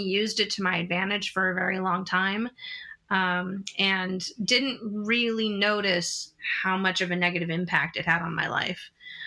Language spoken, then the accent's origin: English; San Diego, California, United States; moved away as an adult; also born or lived in Los Angeles; now in New York City, United States; I grew up in San Diego, went to school in Los Angeles, then worked on the West Coast quite a bit before moving to New York City in 2005.